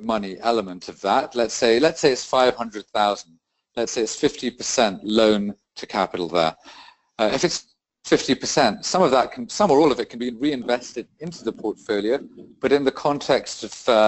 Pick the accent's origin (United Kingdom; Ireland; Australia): United Kingdom; also born or lived in Rio de Janeiro, Brazil; I'm British, and I divide my time between the UK and South America.